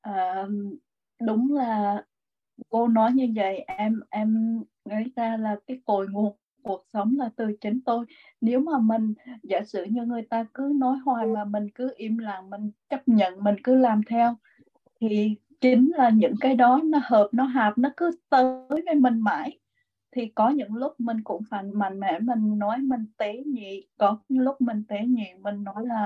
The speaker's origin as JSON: {"language": "Vietnamese", "town": "Huế", "region": "Thua Thien Hue", "country": "Vietnam", "said": "thì em cũng là người Huế em cũng là ở trong một cái gia đình mà rất là uh, luật lệ"}